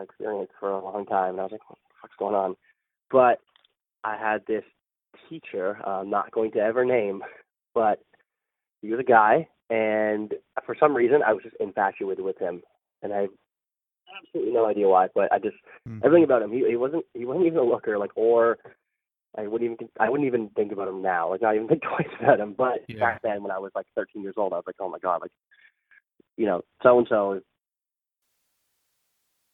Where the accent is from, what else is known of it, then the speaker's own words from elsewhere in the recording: Pickering, Ontario, Canada; also born or lived in Scarborough; now in Toronto, Canada; I grew up in Pickering, which is a small suburb outside of Toronto